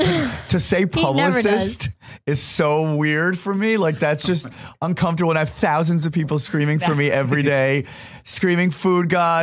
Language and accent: English; Fort Lee, New Jersey, United States; moved away; In Fort Lee, in New Jersey.